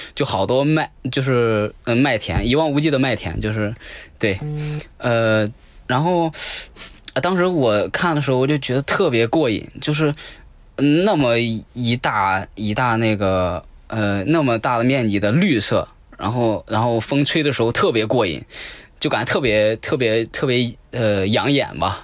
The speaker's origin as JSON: {"language": "Chinese", "region": "Henan", "country": "China", "said": "我都是河南的"}